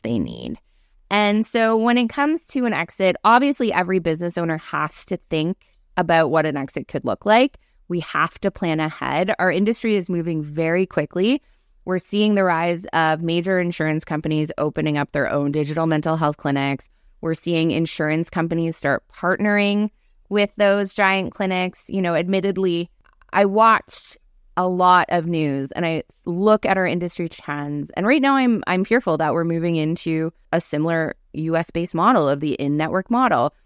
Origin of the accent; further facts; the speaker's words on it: Cape Breton, Nova Scotia, Canada; I grew up in Cape Breton, small town